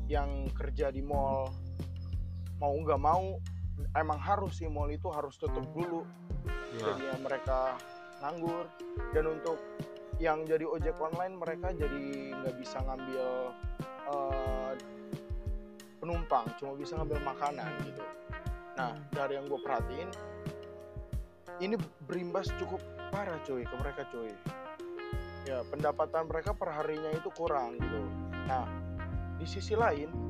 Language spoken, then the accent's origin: Indonesian; Depok, West Java, Indonesia; Di kota gue sendiri nih, kota gue tercinta dari